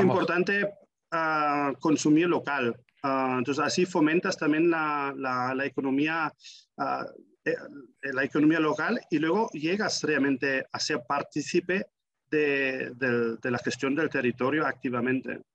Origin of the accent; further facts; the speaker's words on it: Germany; en mi adolescencia en Alemania